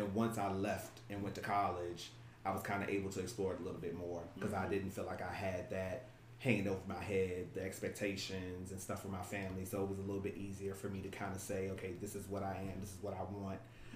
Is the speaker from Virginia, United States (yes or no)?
yes; Richmond, Virginia, United States; I'm born and raised right here in Richmond, Virginia.